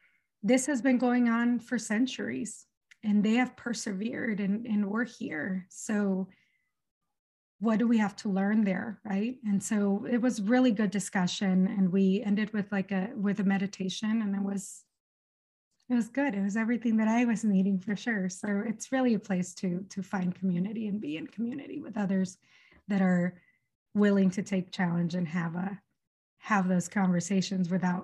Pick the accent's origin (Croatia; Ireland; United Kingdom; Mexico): Mexico; Mazatlan, Sinaloa; first language Spanish; English is a second language; also born or lived in El Paso, United States; now in United States; I'm a native Spanish speaker. I was born in El Paso in Texas. But when I was months old, my family, we moved back to Mexico. I'm from Mazatlan, Sinaloa.